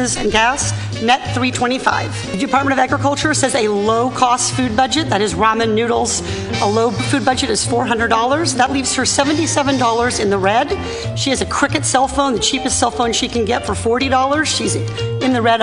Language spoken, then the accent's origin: English; Irvine, California, United States; I found a job in my hometown of Irvine at JPMorgan Chase